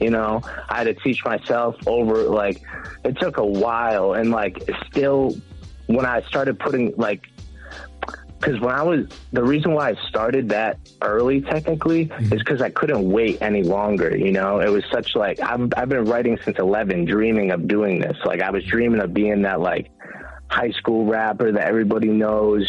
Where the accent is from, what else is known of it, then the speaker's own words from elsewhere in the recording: South Shore, Massachusetts, United States; I'm from the South Shore